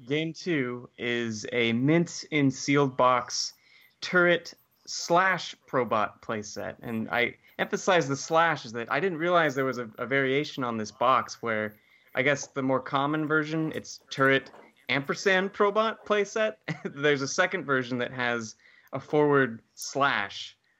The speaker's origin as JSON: {"language": "English", "town": "Santa Barbara", "region": "California", "country": "United States", "tie": "born or raised there", "moved": "yes", "said": "back in Santa Barbara, which is my hometown"}